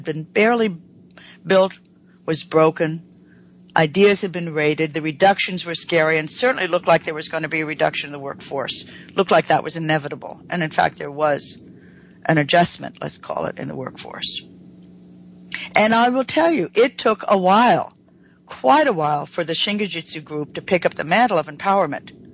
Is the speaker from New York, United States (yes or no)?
yes; New York, United States; moved away; I am from New York, but not in New York